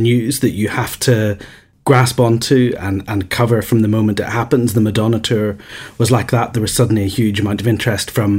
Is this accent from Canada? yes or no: no; Northern Ireland, United Kingdom; also born or lived in Manchester / London; I grew up in Northern Ireland